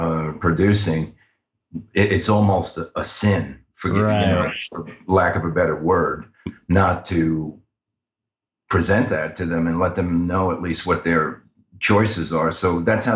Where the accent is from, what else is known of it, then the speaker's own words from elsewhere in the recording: New York City, New York, United States; Born in Brooklyn, man. Bensonhurst, Brooklyn.